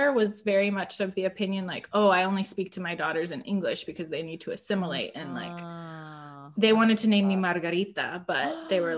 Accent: Orange County, California, United States; now in Los Angeles, United States; I grew up in Orange County. I moved to LA when I was going to college

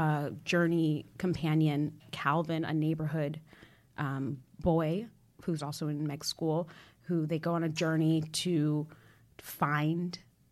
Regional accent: Maryland, United States; I grew up in Maryland too.

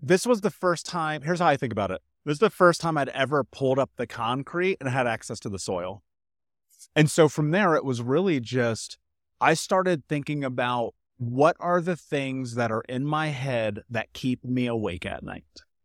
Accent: Indianapolis, Indiana, United States; moved away as an adult; I grew up in Indianapolis

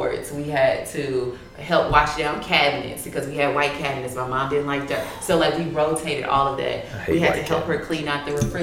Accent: Missouri City, Texas, United States; I was born and raised in Missouri City. I live in Missouri City.

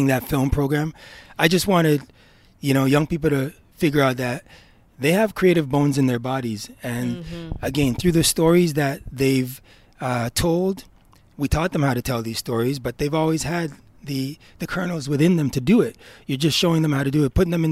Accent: Ontario, Canada; I grew up in Ontario housing

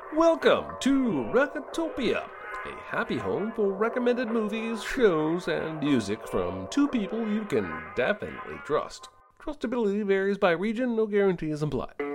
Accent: United States; I'm an American

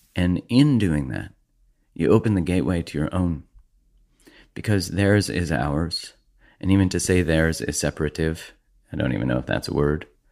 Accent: Canada; being a Canadian

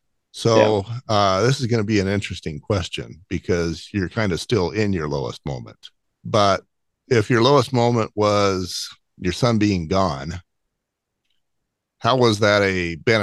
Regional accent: Utah, United States; I'm from Utah

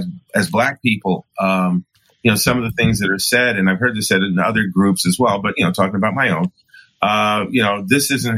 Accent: New York City, New York, United States; I'm an African-American male who was born and raised in New York City

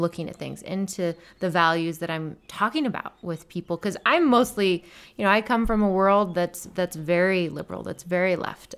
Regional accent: United States; I was born in America

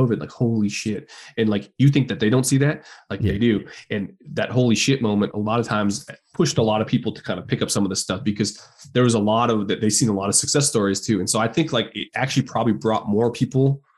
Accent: Canada; we're both Canadian

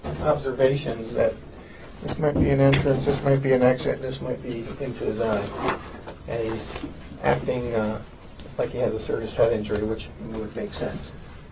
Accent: Arizona, United States; also born or lived in Michigan; I was born in Michigan, but from here.

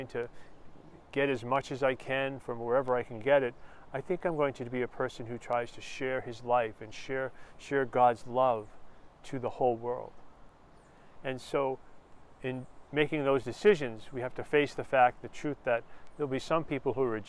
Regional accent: Lowell, Massachusetts, United States; an area where I grew up in Lowell, Massachusetts

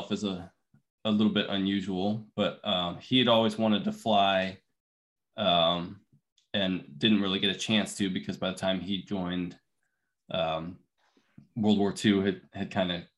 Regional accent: Littleton, Colorado, United States; moved away; I grew up in Denver, Colorado, just outside Denver in Littleton.

